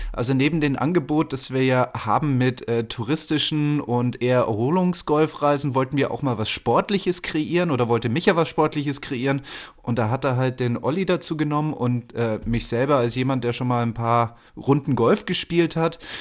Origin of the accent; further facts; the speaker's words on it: Germany; bei uns in Deutschland